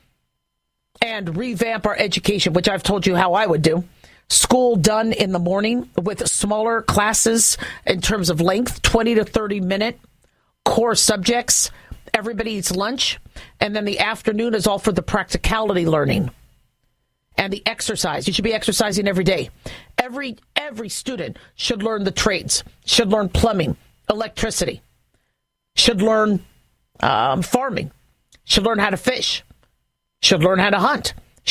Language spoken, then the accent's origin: English; United States; as an American